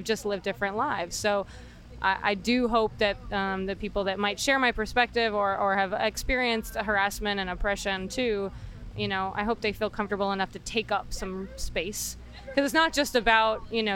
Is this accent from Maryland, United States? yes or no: yes; Baltimore, Maryland, United States; We're from Baltimore, So East Coast